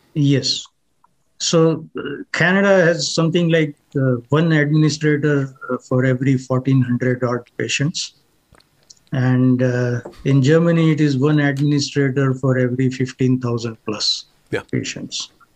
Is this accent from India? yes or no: yes; India; moved away; We may be from the same country